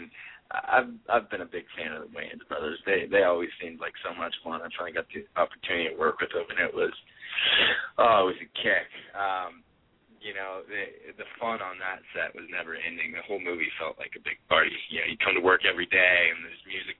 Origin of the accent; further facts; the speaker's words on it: near San Francisco, California, United States; I grew up near San Francisco